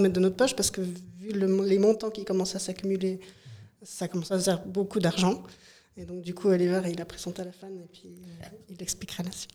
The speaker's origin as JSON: {"language": "French", "area": "Broye", "region": "Fribourg", "country": "Switzerland", "said": "je viens de la Broye fribourgeoise. Et euh, moi, j'ai fait mes études à Fribourg, en ville de Fribourg"}